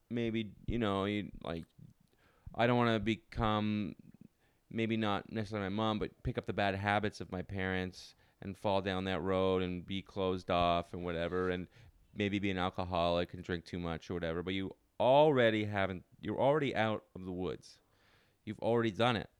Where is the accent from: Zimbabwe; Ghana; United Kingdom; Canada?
Canada; Ottawa, Ontario; now in New York, United States; I'm not from Toronto, but I'm from, I'm from Ottawa.